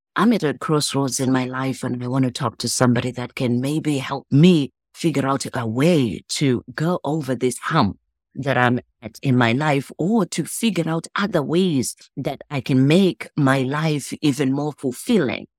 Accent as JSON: {"language": "English", "country": "Zimbabwe", "moved": "yes", "lives_now": "United States", "said": "I'm from Zimbabwe"}